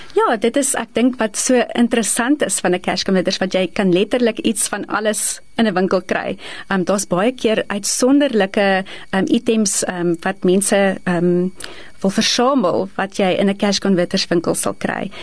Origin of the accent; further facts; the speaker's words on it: East Rand, Gauteng, South Africa; ek is gebore in die Oosrand, altyd in die Oosrand gebly en daar grootgeword